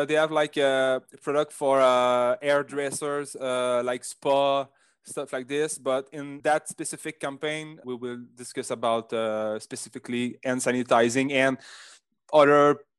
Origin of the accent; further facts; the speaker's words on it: Canada; accent: French Canadian; English is a second language; For example, I'm French Canadian, like you can hear with my big accent.